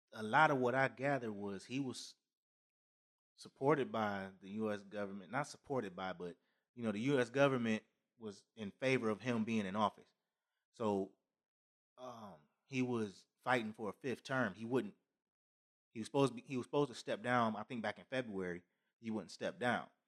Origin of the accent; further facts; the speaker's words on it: United States; we're all Americans